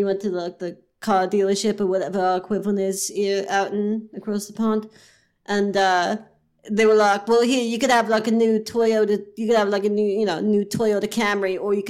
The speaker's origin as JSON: {"language": "English", "region": "West Midlands", "country": "United Kingdom", "tie": "born there", "said": "So I was born in East Worcestershire, wasn't it?"}